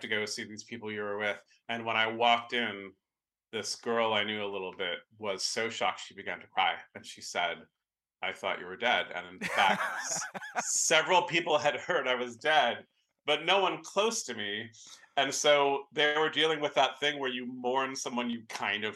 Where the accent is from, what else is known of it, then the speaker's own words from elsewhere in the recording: San Francisco, California, United States; I grew up in San Francisco and I live here now.